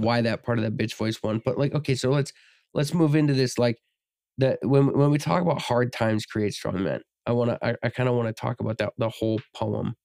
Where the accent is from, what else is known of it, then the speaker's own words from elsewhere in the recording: United States; we're obviously from America